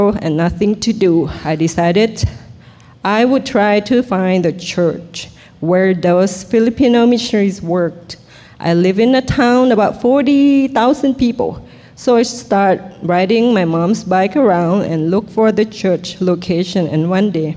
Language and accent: English; Thailand; English is a second language; moved away; also born or lived in Bangkok; I was born in Thailand